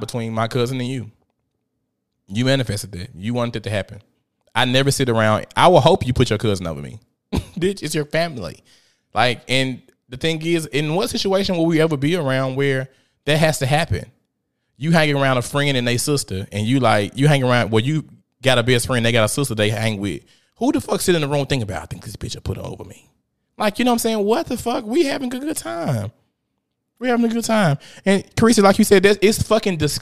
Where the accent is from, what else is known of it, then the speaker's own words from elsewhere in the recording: Memphis, Tennessee, United States; I'm from South Memphis, Tennessee.